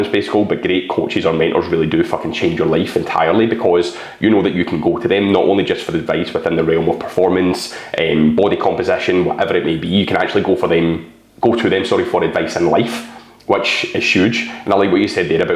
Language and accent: English; Scotland, United Kingdom; I'm a Scottish, bald guy